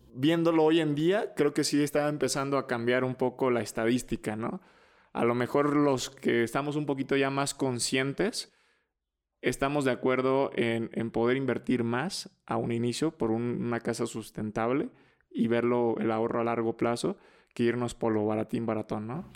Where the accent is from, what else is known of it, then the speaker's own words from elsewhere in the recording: Mexico; somos mexicanos muy capaces